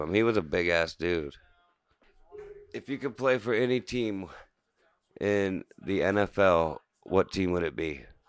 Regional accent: Canton, Ohio, United States; We'd be from, well, we are from Canton.

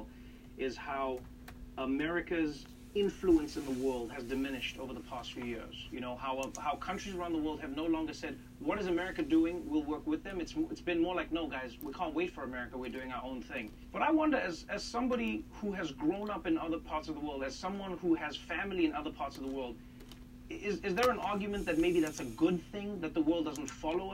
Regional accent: South Africa; Growing up in South Africa

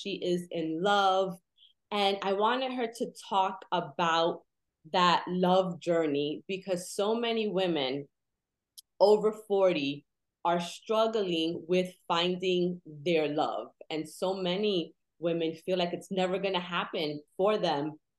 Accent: New York City, New York, United States; also born or lived in Queens; I grew up with back in Williamsburg, Brooklyn.

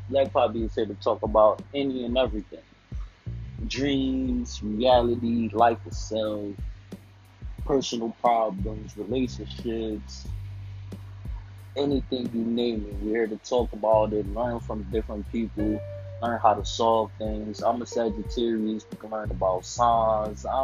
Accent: Philadelphia, Pennsylvania, United States; I'm from Philly

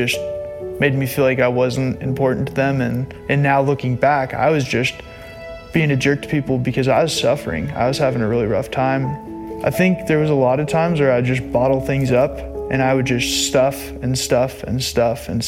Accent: Broomfield, Colorado, United States; 25 years old, born and raised in Broomfield, Colorado

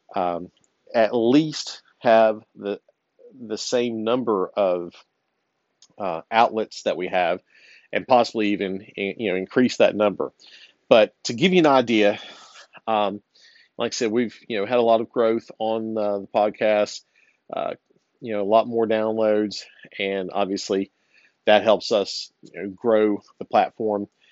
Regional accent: Virginia, United States; moved away; my home state of Virginia. Uh, I don't live there anymore

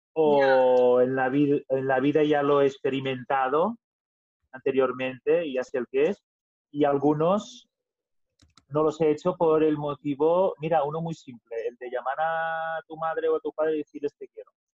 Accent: Catalonia, Spain; first language Catalan; Spanish is a second language; los catalanes hablamos el catalán porque es lo que hemos aprendido, es el idioma más fácil, es el idioma de la tierra nuestra

